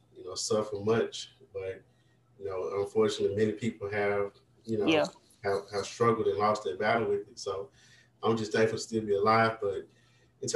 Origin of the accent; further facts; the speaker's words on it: Vicksburg, Mississippi, United States; an elementary school in Vicksburg, my hometown.